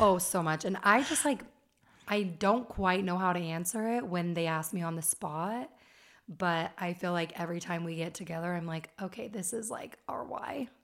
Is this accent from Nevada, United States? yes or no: yes; Las Vegas, Nevada, United States; moved away as an adult; now in Utah County, United States; And I was raised in Las Vegas, and I've lived in Utah for almost ten years.